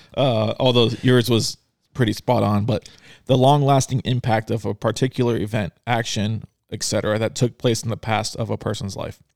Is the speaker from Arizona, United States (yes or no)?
yes; Arizona, United States; I am from Arizona.